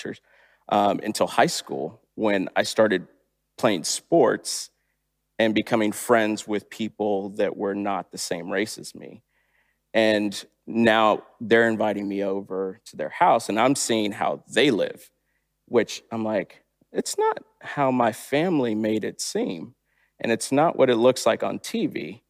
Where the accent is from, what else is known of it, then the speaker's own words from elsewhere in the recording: Long Beach, California, United States; born there; also born or lived in Texas; So I was born in Long Beach, California, and I primarily lived with my mom at that time.